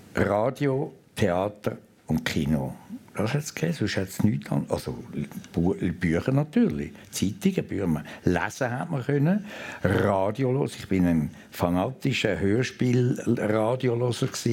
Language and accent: German; Lake Zurich municipality, Switzerland; Ich bin in Helleberg aufgewachsen, Seegemeinde am Zürichsee.